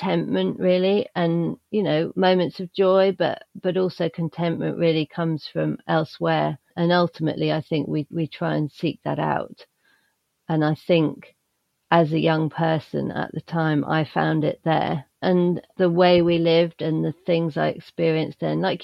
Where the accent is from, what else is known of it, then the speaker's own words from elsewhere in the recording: United Kingdom; as a person growing up in the British countryside in a small but increasingly quite smart village